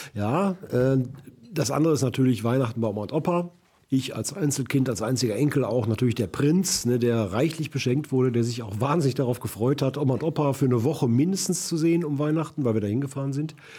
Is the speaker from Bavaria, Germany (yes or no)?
no; Duisburg, North Rhine-Westphalia, Germany; ich äh, aus Rheinhausen stamme